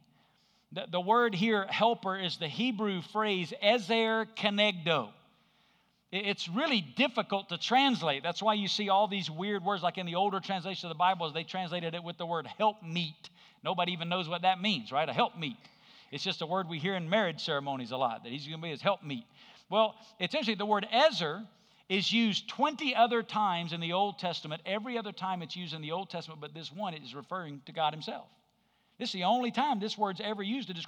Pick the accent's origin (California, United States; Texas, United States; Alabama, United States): Alabama, United States; I grew up in Alabama.